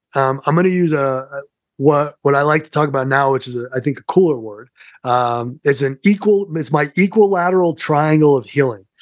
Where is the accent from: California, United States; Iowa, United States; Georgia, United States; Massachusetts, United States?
Massachusetts, United States; Somerset; accent: Massachusetts; moved away as an adult; also born or lived in New York City; now in Colorado, United States; I grew up in Somerset